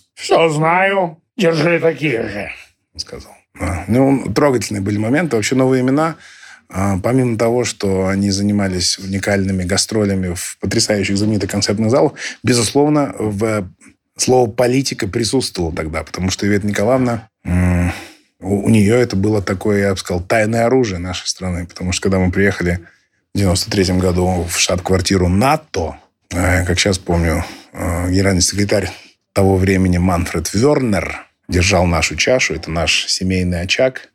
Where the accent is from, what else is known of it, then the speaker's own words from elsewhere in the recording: Irkutsk, Irkutsk Oblast, Russia; мой родной город Иркутск